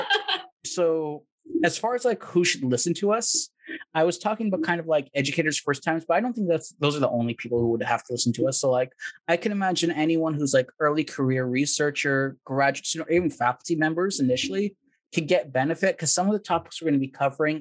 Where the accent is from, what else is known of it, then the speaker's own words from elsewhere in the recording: California, United States; moved away as an adult; also born or lived in Texas; originally I'm from California, got my master's in IO in good old Texas